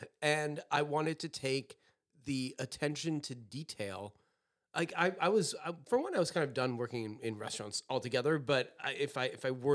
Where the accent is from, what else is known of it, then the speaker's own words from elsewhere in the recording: France; also born or lived in Brooklyn; now in Southampton, United States; I grew up in France